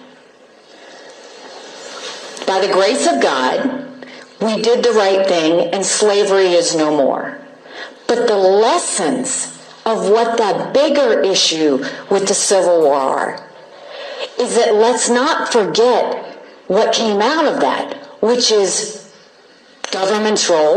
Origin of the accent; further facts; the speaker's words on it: the American South, United States; as a Southerner.